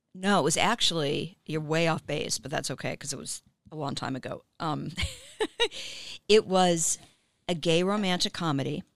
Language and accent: English; Miami, Florida, United States; now in Los Angeles, United States; I'm from Miami